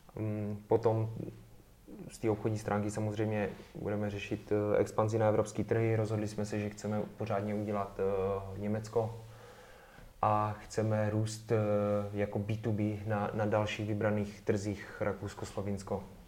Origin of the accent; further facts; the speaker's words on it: Czechia; jsme z Česka